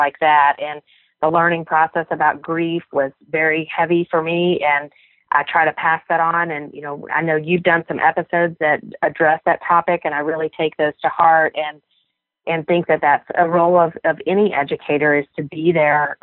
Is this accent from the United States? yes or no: yes; Memphis, Tennessee, United States; my hometown of Memphis